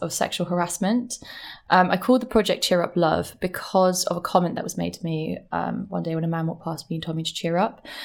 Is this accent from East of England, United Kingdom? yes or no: no; London, United Kingdom; moved away as an adult; also born or lived in Brighton; now in New York, United States; I'm from London. Okay. I grew up in London, and I lived in London for like 24 years.